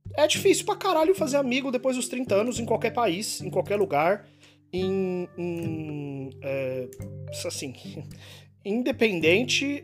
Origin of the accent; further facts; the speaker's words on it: Brazil; moved away; eu sou brasileiro